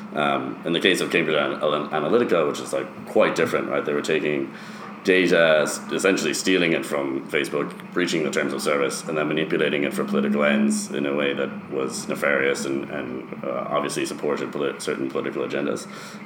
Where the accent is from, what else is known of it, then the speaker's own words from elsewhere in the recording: Ireland; born there; also born or lived in United States; Yeah, so I'm originally from Ireland. I was born in Ireland. I spent about half my life in the US